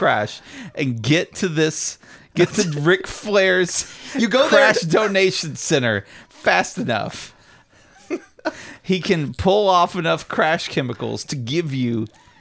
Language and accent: English; Knoxville, Tennessee, United States; born or raised there